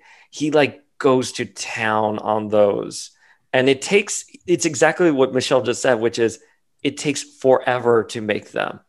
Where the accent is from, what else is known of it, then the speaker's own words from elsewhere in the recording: New York, United States; I'm from New York. I'm in New York